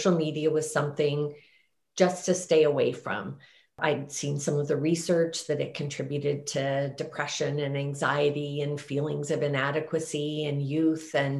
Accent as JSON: {"language": "English", "town": "Banff", "region": "Alberta", "country": "Canada", "tie": "born or raised there", "said": "I was raised in Banff, Alberta"}